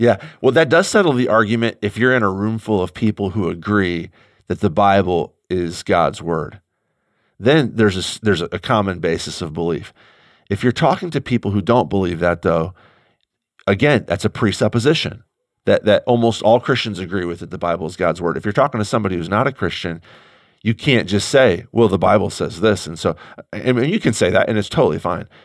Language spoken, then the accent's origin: English; St. Louis, Missouri, United States; I am an American Midwesterner. I have no control over that. I was born in St. Louis you know, I've lived here for almost all of my life